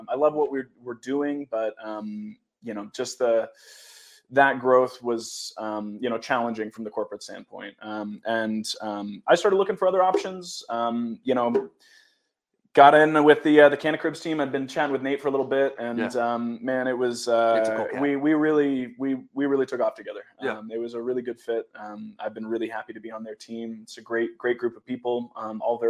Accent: Philadelphia, Pennsylvania, United States; moved away; I'm originally from Philadelphia and moved back south to follow a lady

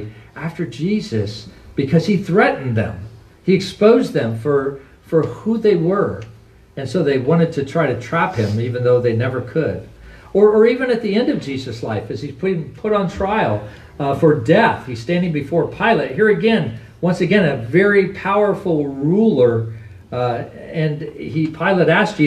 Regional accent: United States; We are Americans and we are citizens.

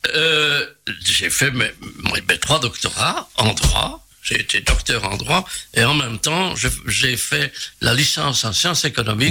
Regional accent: Charleroi, Wallonia, Belgium; un pur Carolo. Je suis né à Charleroi, exactement à Marchienne-au-Pont.

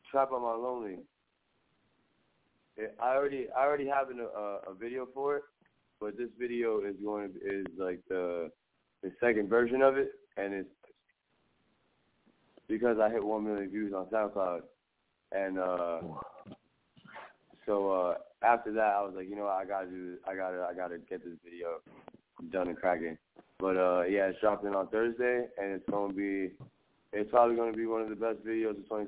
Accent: Staten Island, New York, United States; Oh, I'm uh I'm from Staten Island, New York. I'm from Port Richmond, Staten Island, and uh, uh, I just been on this New York shit my whole life

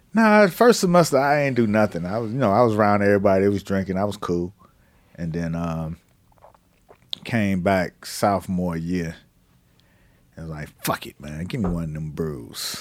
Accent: Miami, Florida, United States; I'm from Miami

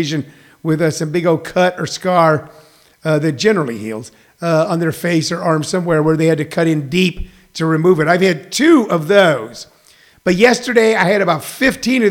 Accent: Missouri, United States; I grew up in Missouri

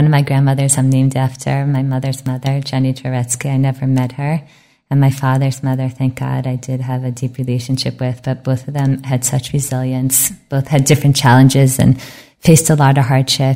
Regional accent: United States; now in Israel; we're so American

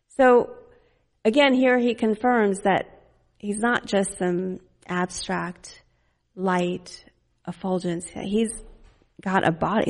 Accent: Fort Worth, Texas, United States; also born or lived in Dallas; we lived in Fort Worth

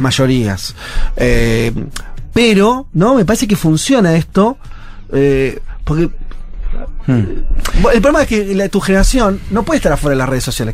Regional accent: Argentina; Soy muy argentino

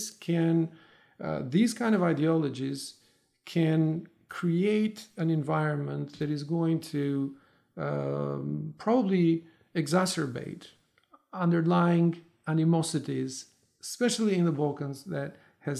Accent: Tirana, Tirana County, Albania; moved away as an adult; I'm originally from Albania, from Tirana. I left when I was in my 20s, early 20s.

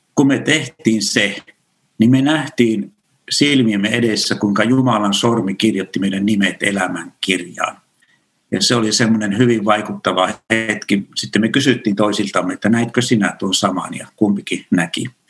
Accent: Kyyjärvi, Central Finland, Finland; moved away; Mä oon kotoisin pienestä kunnasta pohjoisesta Keski-Suomesta, Kyyjärveltä ja sieltä vielä semmoinen pieni kylä kuin Saunakylä

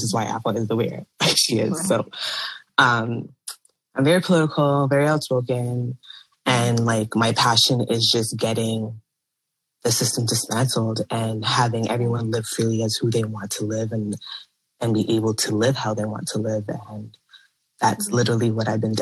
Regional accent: Mississauga, Ontario, Canada; I was born and raised in Toronto, actually Mississauga, which is a city in Ontario, Canada

